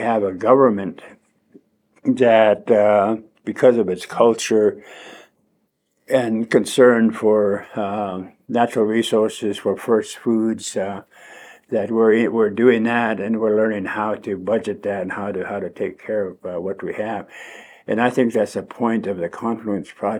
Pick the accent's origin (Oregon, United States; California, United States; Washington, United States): Oregon, United States; Thorn Hollow; I was raised by my grandmother and my grandfather in Thorn Hollow on the Umatilla Indian Reservation